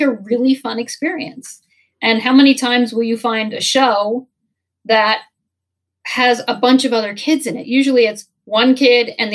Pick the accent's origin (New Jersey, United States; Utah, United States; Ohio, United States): New Jersey, United States; I was from Jersey